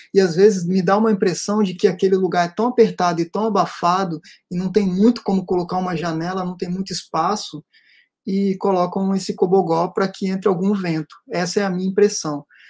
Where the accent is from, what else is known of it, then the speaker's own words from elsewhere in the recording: Serra, Espírito Santo, Brazil; Serra Dourada né que é onde eu cresci